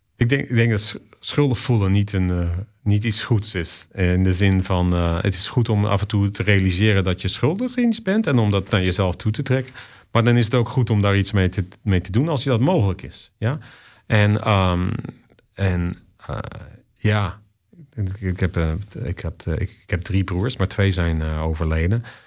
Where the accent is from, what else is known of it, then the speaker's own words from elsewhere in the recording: Zeeland, Netherlands; also born or lived in Rotterdam / Australia; now in Vancouver, Canada; in het dorp waar ik opgroeide, in Zeeland